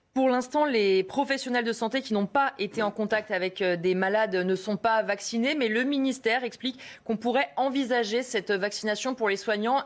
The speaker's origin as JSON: {"language": "French", "country": "France", "said": "Chez nous, en France"}